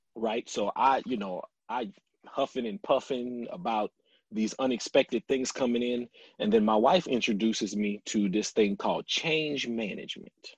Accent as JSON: {"language": "English", "town": "Lafayette", "region": "Louisiana", "country": "United States", "tie": "born or raised there", "moved": "yes", "said": "I loved growing up in Lafayette. I couldn't think of a better place to grow up."}